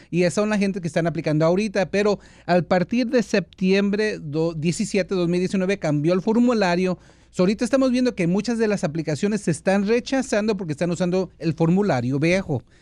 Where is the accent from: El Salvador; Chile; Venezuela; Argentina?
El Salvador; es el salvadoreño que yo soy de Zulutambo.